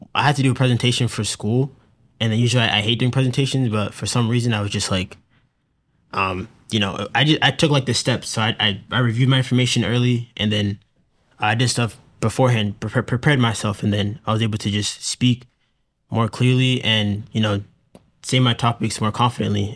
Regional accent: Hingham, Massachusetts, United States; I'm from Hingham, Massachusetts.

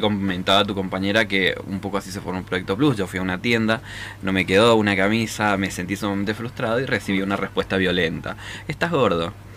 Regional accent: San Juan, Argentina; somos privilegiados los sanjuaninos

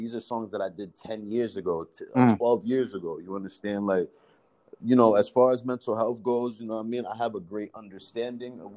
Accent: Rockland County, New York, United States; I'm from Rockland County, New York

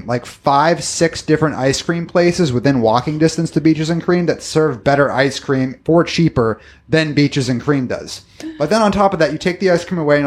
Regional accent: Boston, Massachusetts, United States; I come from the Northeast. I come from the Boston area

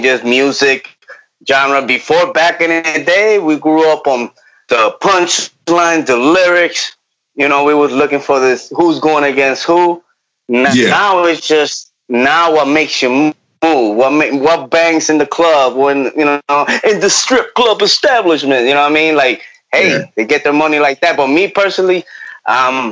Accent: Puerto Rico; I grew up in Puerto Rico

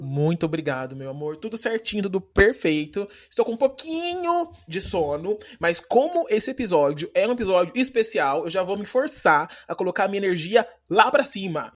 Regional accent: Paraná, Brazil; moved away; also born or lived in Campinas; Eu eu morei muito tempo em Campinas, mas eu, mas eu sou do Paraná.

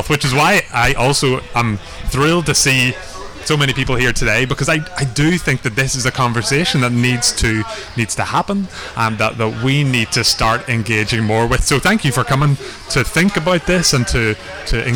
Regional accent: Belfast, Northern Ireland, United Kingdom; now in Dublin, Ireland; I am from Belfast originally, but I also live in Dublin now

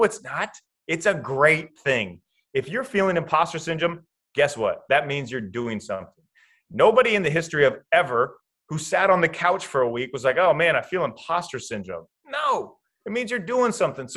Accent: Iowa, United States; Kyle Korver, who I grew up with in Iowa

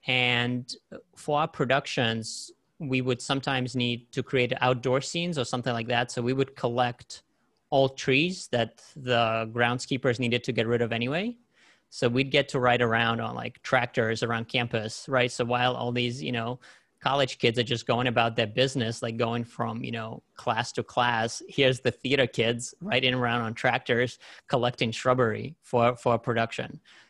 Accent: New York, United States; also born or lived in Soviet Union; so I grew up, my childhood started there, but then I grew up in New York

